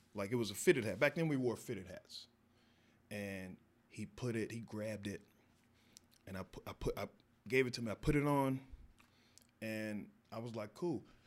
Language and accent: English; Texas, United States; moved away as an adult; growing up in Texas